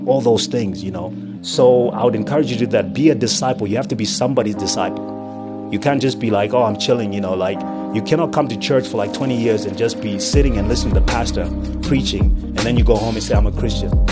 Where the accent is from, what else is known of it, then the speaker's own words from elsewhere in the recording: Rusape, Manicaland, Zimbabwe; I was born in what was then Rhodesia. Um, I was born in Rusape